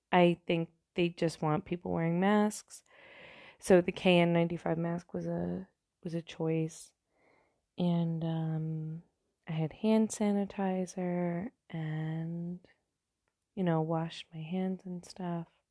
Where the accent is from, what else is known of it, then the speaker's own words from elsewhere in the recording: New York, United States; I'm from New York, not from the city, but close enough to the city